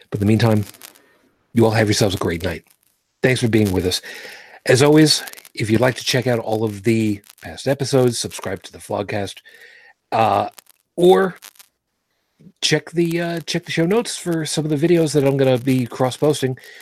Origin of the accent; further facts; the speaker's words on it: New York City, New York, United States; moved away; I'm originally from Brooklyn